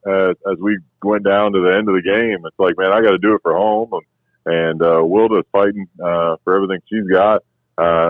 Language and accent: English; Washington, United States; growing up in Washington